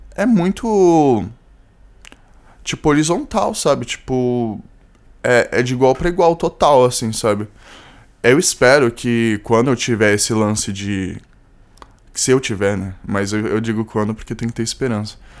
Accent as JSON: {"language": "Portuguese", "region": "São Paulo", "country": "Brazil", "said": "Eu sou de São Paulo. Eu sou, sou de São Paulo."}